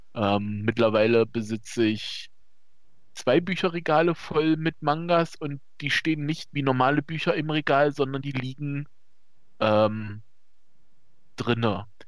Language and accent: German; East Germany, Germany; wie man vielleicht hört, äh, ich komme aus dem Osten